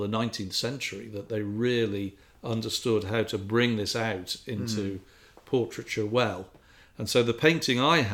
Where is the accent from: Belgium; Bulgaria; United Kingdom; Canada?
United Kingdom; England; I grew up in England